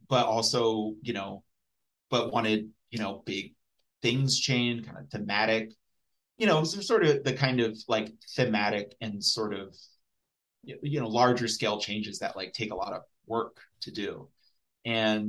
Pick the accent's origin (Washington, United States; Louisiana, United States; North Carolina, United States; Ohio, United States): Ohio, United States; Dayton; I'm from Dayton.